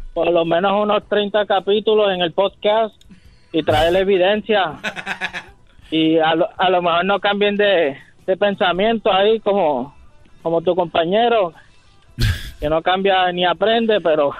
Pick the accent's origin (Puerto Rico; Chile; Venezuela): Puerto Rico; soy puertorriqueño